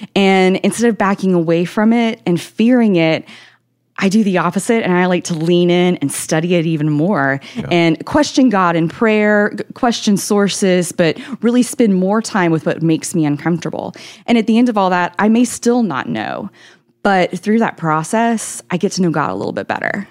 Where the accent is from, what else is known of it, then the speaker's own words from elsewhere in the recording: Nashville, Tennessee, United States; I'm from Tennessee, the Nashville area. I was born and raised here